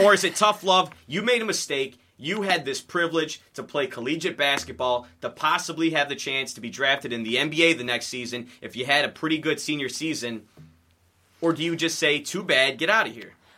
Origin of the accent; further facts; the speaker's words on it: Sterling Heights, Michigan, United States; I'm from Sterling Heights and around Metro Detroit.